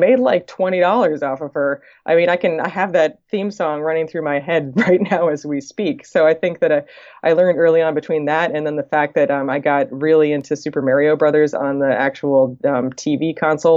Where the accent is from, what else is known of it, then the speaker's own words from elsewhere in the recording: East Coast, United States; moved away as an adult; also born or lived in California; I'm from the East Coast originally and had been living in California